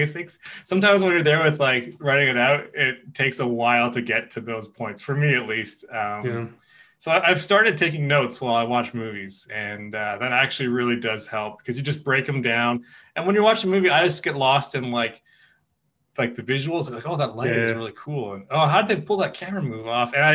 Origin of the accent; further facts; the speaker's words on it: Kelowna, British Columbia, Canada; I'm from Kelowna